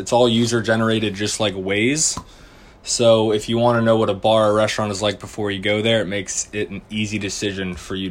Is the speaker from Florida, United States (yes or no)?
yes; St. Augustine, Florida, United States; moved away as an adult; also born or lived in Fort Myers, Florida; I'm originally from St. Augustine, Florida, just south of Jacksonville